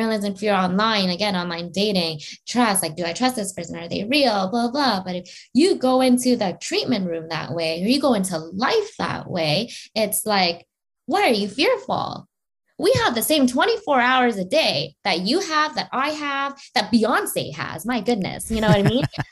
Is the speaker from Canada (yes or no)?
yes; Canada